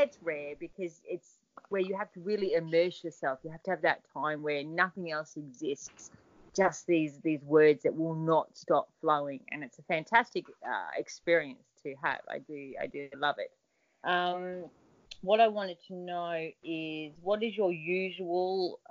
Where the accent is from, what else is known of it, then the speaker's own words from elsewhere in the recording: Australia; being an Australian